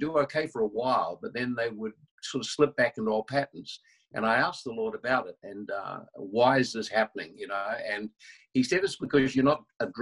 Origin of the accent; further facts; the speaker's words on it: New Zealand; I'm from New Zealand